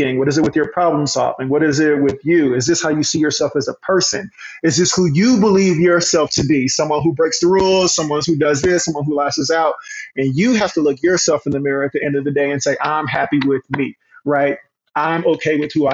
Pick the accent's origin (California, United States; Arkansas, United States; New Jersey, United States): Arkansas, United States; Hot Springs; we grew up in the Black Projects, as they called them, in Hot Springs